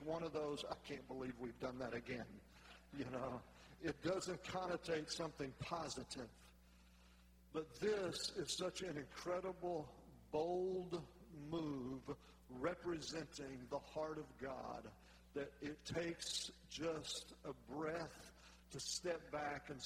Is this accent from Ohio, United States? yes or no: no; North Louisiana, United States; I'm from North Louisiana